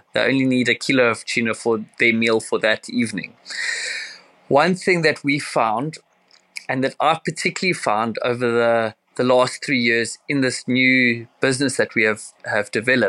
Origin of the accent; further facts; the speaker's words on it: Cape Town, Western Cape, South Africa; I'm from Cape Town, South Africa. I've been fishing since the age of 5